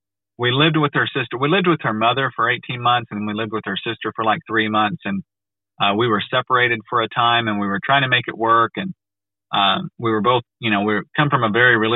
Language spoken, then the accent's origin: English; United States; I'm from America